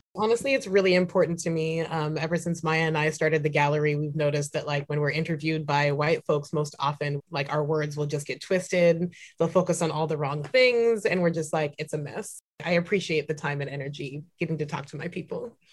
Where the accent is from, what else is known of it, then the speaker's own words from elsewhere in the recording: Santa Cruz, California, United States; also born or lived in San Francisco; now in Portland, United States; I was born and raised in San Francisco and Santa Cruz. Um, so I'm very much like a Bay Area, California kid.